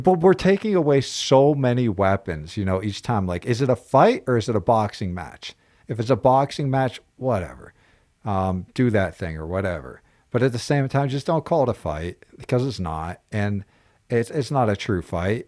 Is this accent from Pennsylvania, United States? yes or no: yes; Pennsylvania, United States; moved away; growing up in Pennsylvania, wrestling was the base.